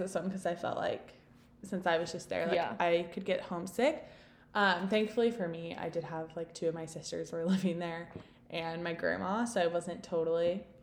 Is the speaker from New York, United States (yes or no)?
no; Texas, United States; moved away as an adult; also born or lived in Utah; I'm from Texas